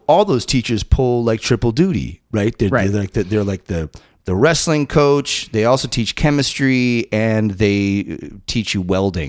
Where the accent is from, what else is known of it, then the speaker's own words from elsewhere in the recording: Massachusetts, United States; I too benefited from a pretty robust music program in this little town that I grew up in Massachusetts.